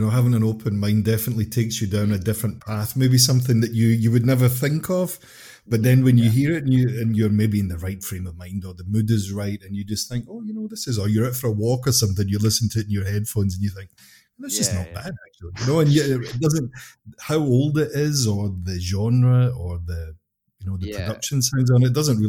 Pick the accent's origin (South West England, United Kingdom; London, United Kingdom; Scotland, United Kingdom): Scotland, United Kingdom; Obviously, I'm from Scotland too.